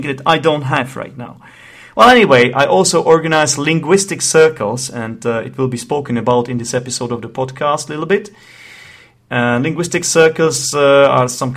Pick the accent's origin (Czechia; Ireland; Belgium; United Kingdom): Czechia; accent: Czech; English is a second language; the Czech Republic, which is the country I am from. Yes, that's right, I'm Czech, in case you haven't noticed my accent.